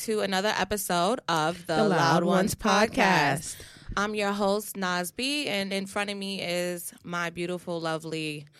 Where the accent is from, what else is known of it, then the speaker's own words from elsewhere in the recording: Jamaica; fellow Jamaicans, please don't come at us, okay? But like I said, and I think one of our other episodes, we're both Jamaican, so okay, so we can speak on this shit, okay?